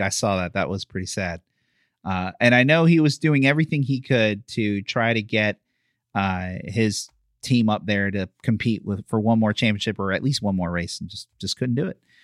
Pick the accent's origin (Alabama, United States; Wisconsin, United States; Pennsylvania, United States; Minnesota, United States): Pennsylvania, United States; Philadelphia; now in Florida, United States; I'm from Philly